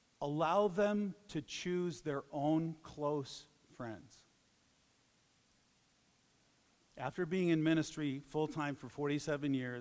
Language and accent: English; Chicago, Illinois, United States; I'm from Chicago